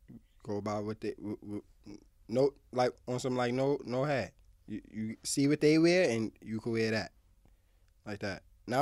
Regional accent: Harlem, New York, United States; I ain't even fly. I'm just from Harlem. I go by with Harlem.

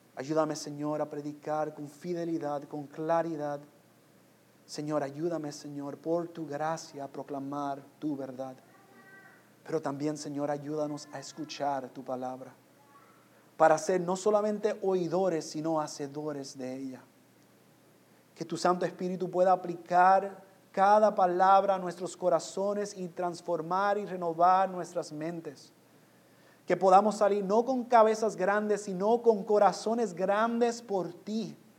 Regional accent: Puerto Rico; moved away; also born or lived in New York; aunque yo nací en Nueva York, yo soy puertorriqueño. Yo viví en Puerto Rico.

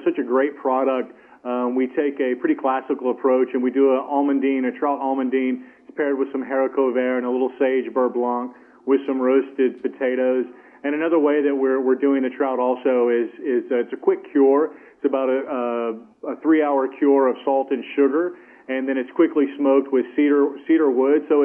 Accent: Texas, United States; I was born in Texas, about 300 miles from the Mexican border

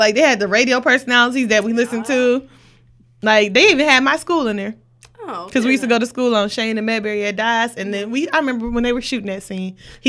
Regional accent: Detroit, Michigan, United States; I mean, we from Detroit. Yeah. We're from Detroit.

